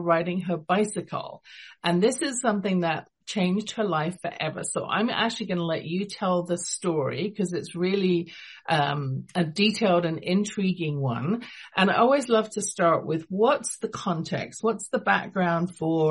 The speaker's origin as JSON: {"language": "English", "region": "London", "country": "United Kingdom", "tie": "born or raised there", "also_born_or_lived": "England", "moved": "yes", "lives_now": "Calgary, Canada", "said": "You can tell from my accent, I wasn't born in Canada. I was born in London, England"}